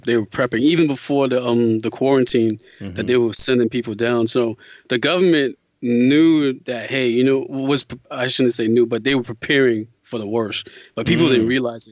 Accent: United States

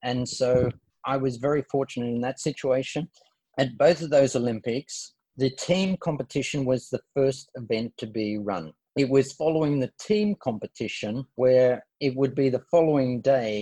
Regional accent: Sydney, New South Wales, Australia; born or raised there

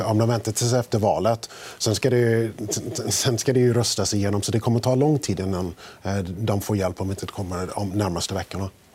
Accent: United States; now in Sweden; Som amerikan

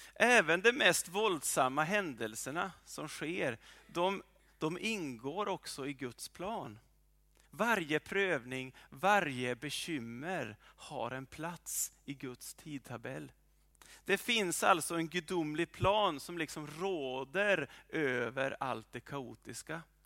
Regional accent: well north of Umeå, Norrland, Sweden; moved away; där jag kommer ifrån, eller en bra bit ovanför Umeå

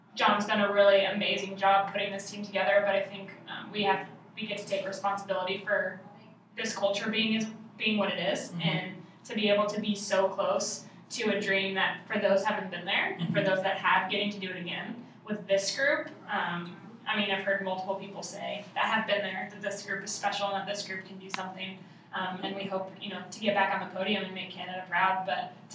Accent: Denver, Colorado, United States; I'm from Denver, Colorado, originally

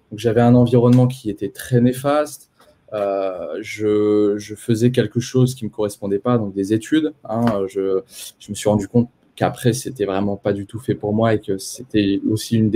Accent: Poitiers, Nouvelle-Aquitaine, France; Moi, je suis né à Poitiers, je suis poitevin de, de base, donc j'ai euh, j'ai grandi à Poitiers euh, avec mes deux parents.

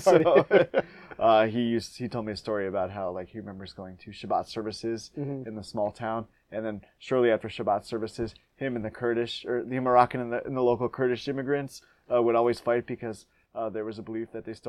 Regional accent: Dunwoody, Georgia, United States; born or raised there; moved away

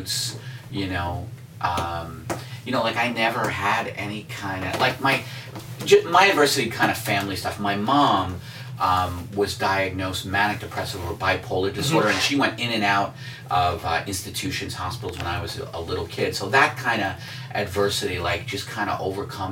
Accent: New York City, New York, United States; also born or lived in Staten Island; I was born in Brooklyn, then we moved to Staten Island because my dad thought that was the country

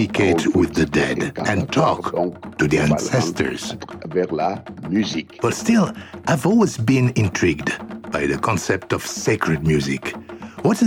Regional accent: Bitié, South, Cameroon; first language Bulu; English is a second language; moved away; Bulu, my native language

